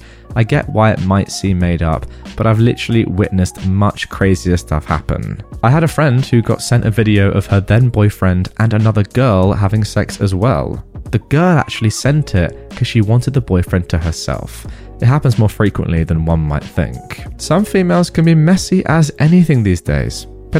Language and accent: English; Philippines; I am Filipina, and this happened in the Philippines. Here, we don't move out until we have kids, and sometimes not even then.